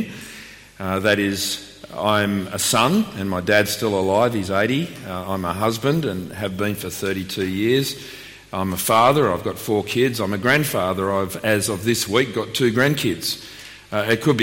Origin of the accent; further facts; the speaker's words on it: Melbourne, Victoria, Australia; also born or lived in Sydney; now in Canberra, Australia; I was born in Melbourne